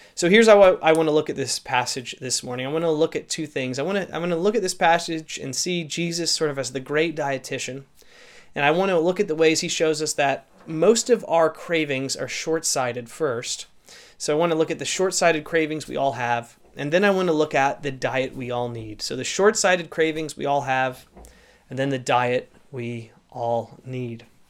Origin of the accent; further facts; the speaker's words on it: St. Louis, Missouri, United States; now in Canada; I actually grew up in the Saint Louis area